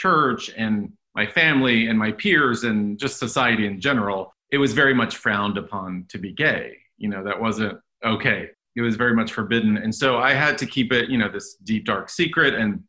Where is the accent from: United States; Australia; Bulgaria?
United States; Dallas, Texas; Born {S1} and raised in Dallas, Texas, in a Roman Catholic family. Went to Catholic schools my whole life, Jesuit schools in Dallas